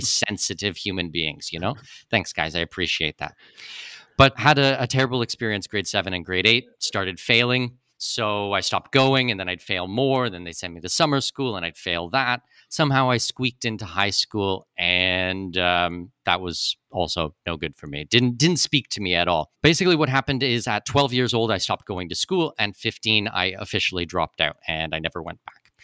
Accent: Canada; moved away as an adult; also born or lived in Middle East / Australia / New Zealand / Singapore; now in Panama; I was born in Canada. I'm a Canadian citizen

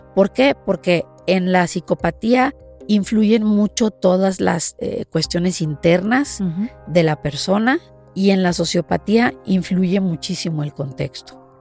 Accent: Mexico; moved away; el poder llegar a mi país y el poder hacer investigación en mi país

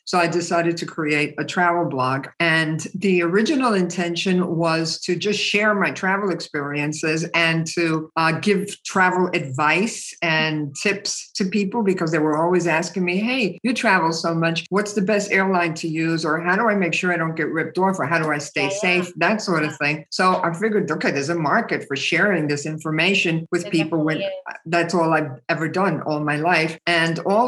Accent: New York City, New York, United States; I was born in New York City of Cuban parents

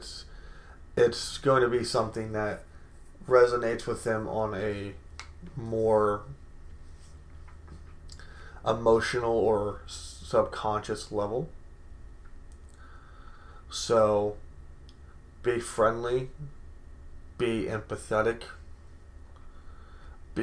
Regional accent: United States; we, as an American society

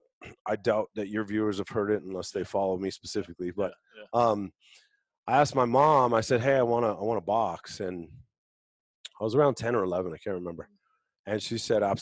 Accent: Colorado, United States

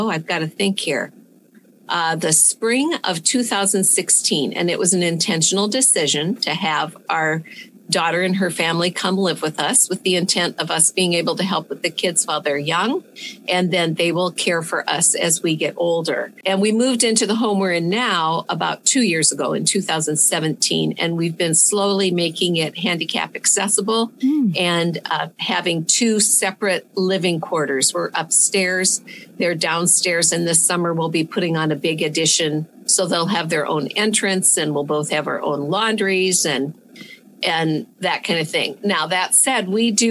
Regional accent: Le Mars, Iowa, United States; also born or lived in Polk City, Iowa; I'm an Iowa girl. I was born and raised in Lamars, Iowa, which is best known as the ice cream capital of the world.

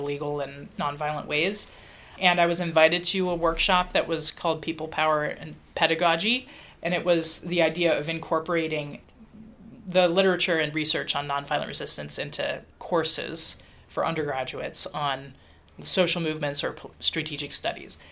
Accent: Dayton, Ohio, United States; I was growing up in Dayton, Ohio

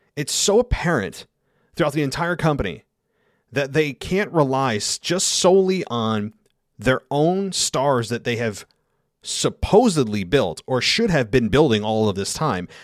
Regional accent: United States; in the United States, given it's my, my home country

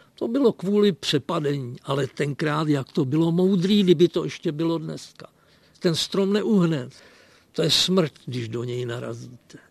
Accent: Třeboň, South Bohemian Region, Czechia; also born or lived in Czech border region (Sudetenland); A ten jsem našel v Třeboni v podstatě proto, že moje maminka se tu narodila, takže já jsem po Přeslici z Třeboně

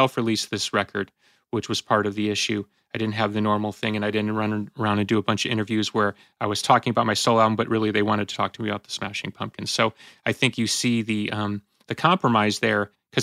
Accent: Chicago, Illinois, United States; I grew up in Chicago

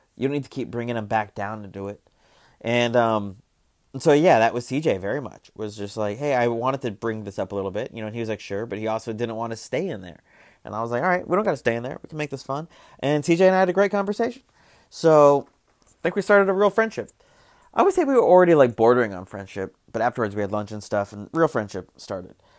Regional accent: Arizona, United States; moved away; I'm from Arizona

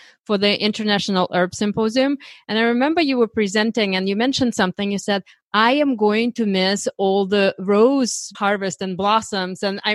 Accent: Ukraine; moved away; I was born in Eastern Europe in Ukraine

